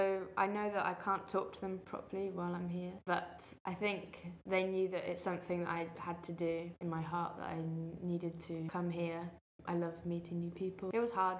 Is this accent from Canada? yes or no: no; England, United Kingdom; moved away as an adult; now in Italy; Hi everyone … I'm from England, but I prefer Ireland.